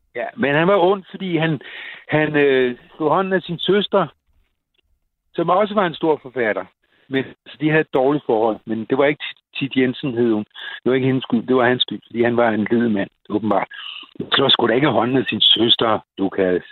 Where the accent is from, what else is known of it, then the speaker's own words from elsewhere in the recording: Copenhagen, Capital Region of Denmark, Denmark; os københavnere